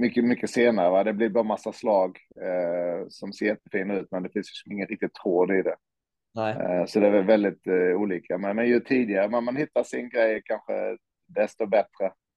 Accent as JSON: {"language": "Swedish", "town": "Olofström", "region": "Blekinge", "country": "Sweden", "tie": "born or raised there", "said": "jag växte upp i Olofström"}